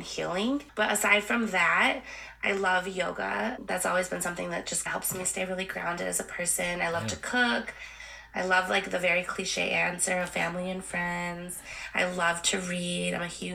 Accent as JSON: {"language": "English", "town": "Milwaukee", "region": "Wisconsin", "country": "United States", "tie": "born or raised there", "also_born_or_lived": "Santiago, Chile", "said": "I grew up in Milwaukee, Wisconsin"}